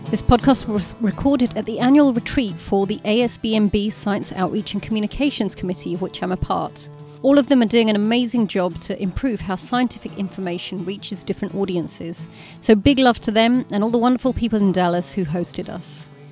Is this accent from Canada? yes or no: no; United Kingdom; As a Brit